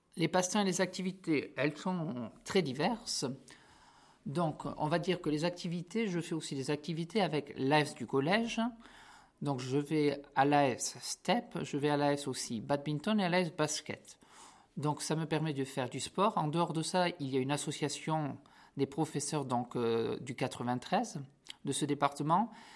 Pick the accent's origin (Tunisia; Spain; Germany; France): France; Béorlégui, Nouvelle-Aquitaine; moved away as an adult; now in Paris, France; je viens du Pays Basque, du village, du village de Béorlegui, à côté de Saint-Jean-Pied-de-Port